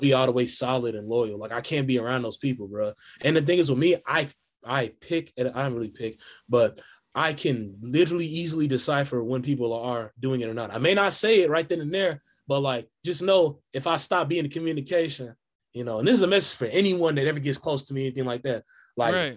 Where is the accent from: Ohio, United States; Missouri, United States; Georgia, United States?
Missouri, United States; Kansas City; I'm from Kansas City, Missouri